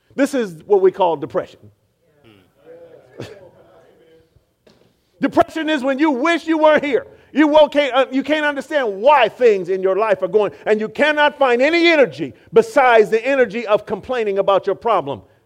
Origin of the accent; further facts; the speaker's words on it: Oakland, California, United States; I grew up in Oakland, California